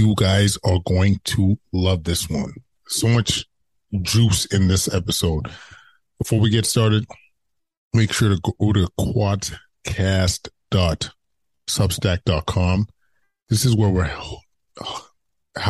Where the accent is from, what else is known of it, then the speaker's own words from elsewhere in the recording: Edmonton, Alberta, Canada; moved away as an adult; I'm born and raised in Edmonton and came here approaching 20 years.